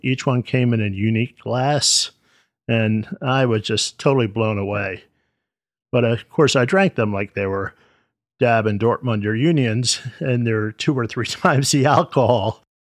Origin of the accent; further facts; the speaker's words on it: United States; I was born here in the States